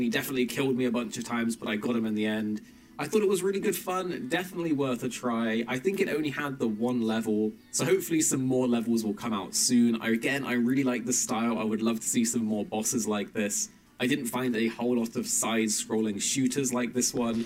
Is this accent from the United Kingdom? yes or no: yes; England, United Kingdom; as an English person